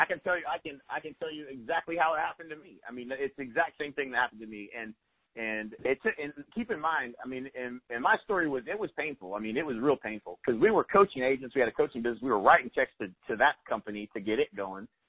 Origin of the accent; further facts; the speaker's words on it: Lawton, Oklahoma, United States; I'm from Lawton, Oklahoma. It's a pretty small town